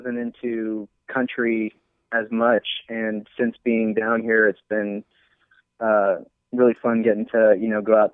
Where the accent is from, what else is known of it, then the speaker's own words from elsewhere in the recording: Kansas, United States; also born or lived in Dallas, Texas; now in Austin, United States; I'm actually from Kansas, and I'm actually in Kansas right now with the folks for Thanksgiving weekend